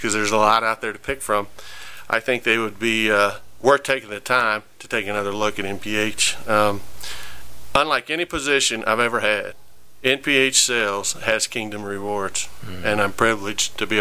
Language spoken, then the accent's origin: English; Kansas City, United States; I was raised in the Church of the Nazarene here in Kansas City